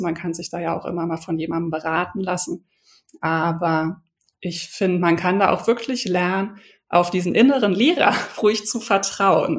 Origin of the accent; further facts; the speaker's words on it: Berlin, Germany; now in Hamburg, Germany; bin Berlinerin, ich lebe jetzt schon seit vielen Jahren in Hamburg